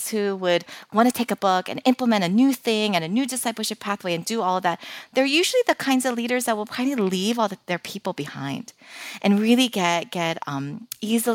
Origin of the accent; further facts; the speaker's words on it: Philadelphia, Pennsylvania, United States; moved away; I'm originally from Philadelphia, but, you know, we've been living here for almost 15 years